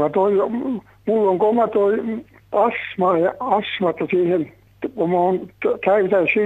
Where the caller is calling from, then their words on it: Tampere, Pirkanmaa, Finland; Minä olen Tampereelta sairas mies, 95-vuotias, kävin yksin ja yksin olen kotona.